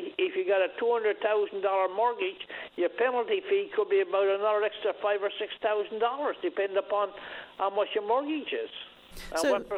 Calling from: New World Island, Newfoundland and Labrador, Canada; I'm calling from New World Island.

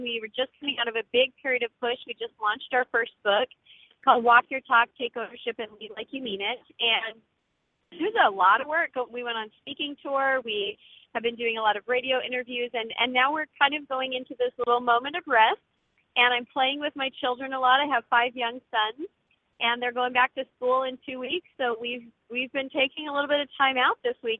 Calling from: Northeast Georgia, United States; I'm calling from Northeast Georgia

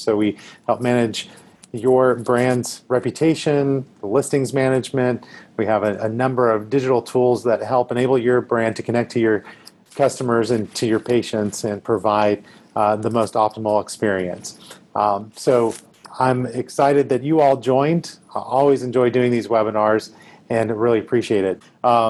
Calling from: Nashville, Tennessee, United States; I am dialing in from Nashville today.

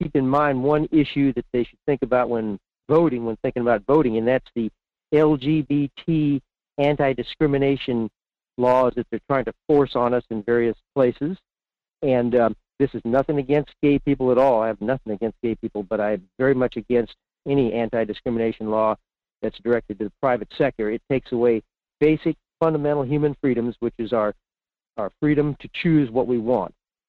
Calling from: Fairbanks, Alaska, United States; in Fairbanks.

